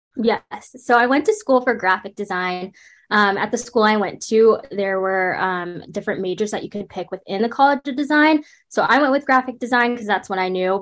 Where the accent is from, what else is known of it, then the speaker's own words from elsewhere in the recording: Raleigh, North Carolina, United States; also born or lived in Brooklyn, New York; when I was younger in elementary school, we moved to the Raleigh area of North Carolina, and I grew up there